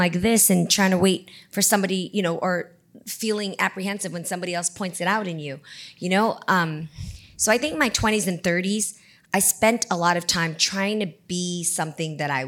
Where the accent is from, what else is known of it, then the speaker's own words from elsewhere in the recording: the Bay Area, California, United States; I come from the Bay. So if, you go to the Independence High School, Milpitas High School, Piedmont High School, these are all the high schools that I transferred